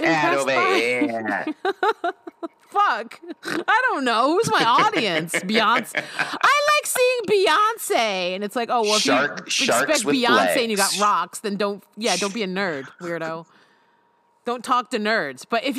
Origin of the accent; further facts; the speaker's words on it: Connecticut, United States; moved away; also born or lived in Brooklyn, New York City; I'm from Connecticut.